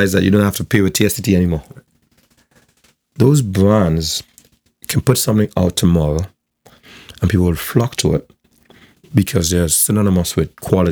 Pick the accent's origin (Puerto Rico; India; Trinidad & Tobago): Trinidad & Tobago; South Trinidad; I'm from South, so I don't come from like the CIC or the QRC or one of those circles.